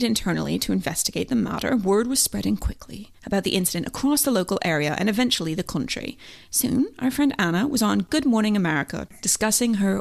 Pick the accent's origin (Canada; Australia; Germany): Canada; moved away; I'm Canadian